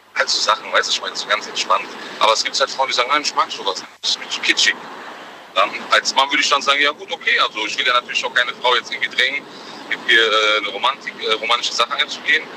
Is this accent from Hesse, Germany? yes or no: yes; Frankfurt, Hesse, Germany; bei uns in Frankfurt